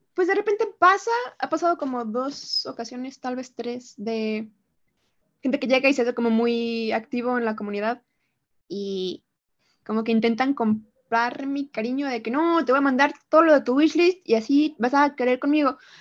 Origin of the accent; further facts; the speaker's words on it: Mexico; soy de México